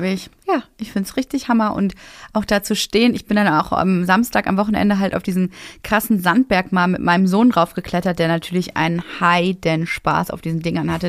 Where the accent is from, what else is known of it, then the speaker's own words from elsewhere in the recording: Essen, North Rhine-Westphalia, Germany; also born or lived in Cologne; now in Berlin, Germany; in meine alte Heimat. Ich komme ja aus Essen ursprünglich